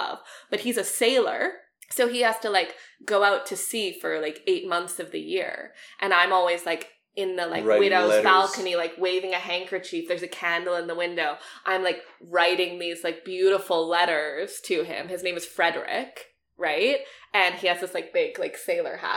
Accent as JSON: {"language": "English", "area": "Vancouver Island", "region": "British Columbia", "country": "Canada", "moved": "yes", "said": "I'm from Vancouver Island"}